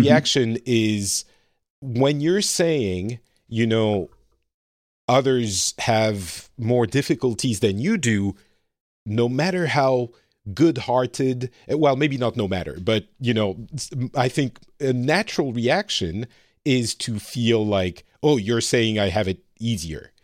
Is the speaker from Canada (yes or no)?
no; France; moved away as an adult; also born or lived in Lebanon; now in Finland; I grew up very French, very white, uh, privileged class France